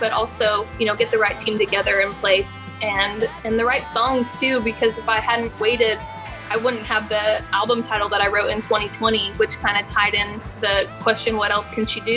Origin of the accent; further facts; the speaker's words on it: Tulsa, Oklahoma, United States; moved away as an adult; now in Nashville, United States; I'm from Tulsa, Oklahoma, and I play country music. And I'm from Tulsa originally